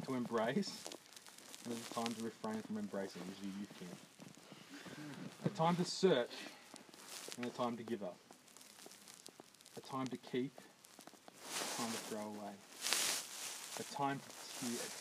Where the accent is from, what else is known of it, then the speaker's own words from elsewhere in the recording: Dubbo, New South Wales, Australia; I grew up in Dubbo.